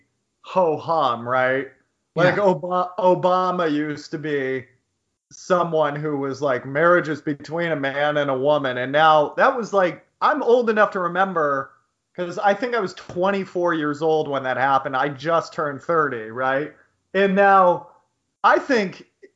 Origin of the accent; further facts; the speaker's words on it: United States; Growing up in the United States